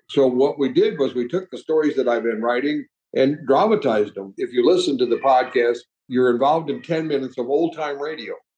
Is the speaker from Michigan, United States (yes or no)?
yes; Michigan, United States; also born or lived in Ohio; now in Texas, United States; I grew up on a farm in Michigan